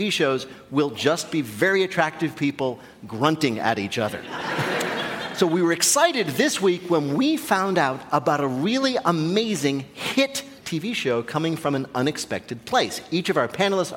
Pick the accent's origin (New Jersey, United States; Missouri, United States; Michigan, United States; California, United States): New Jersey, United States; moved away; also born or lived in Bellingham, Washington; my home state of New Jersey